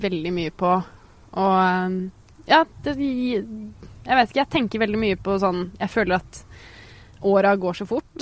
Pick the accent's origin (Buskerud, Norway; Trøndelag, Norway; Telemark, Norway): Buskerud, Norway; Geilo; moved away as an adult; now in Oslo, Norway; oppveksten min på Geilo